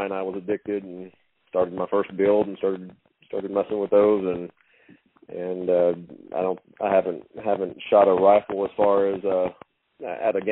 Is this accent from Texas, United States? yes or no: yes; Hallettsville, Texas, United States; I grew up in Lavaca County, Hallettsville, Shiner area.